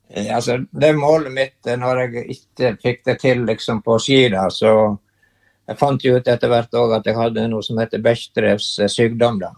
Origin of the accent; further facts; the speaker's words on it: Brekke parish, Vestland, Norway; moved away as an adult; also born or lived in Bergen / Canmore, Canada; jeg er født i Brekke sogn, som uh, er sted, det stedet hvor det regner mest i Norge